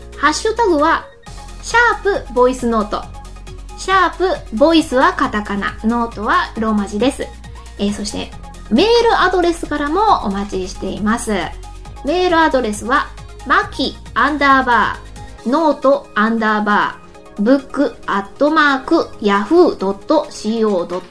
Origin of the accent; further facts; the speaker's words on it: Kansai, Japan; 関西人なんで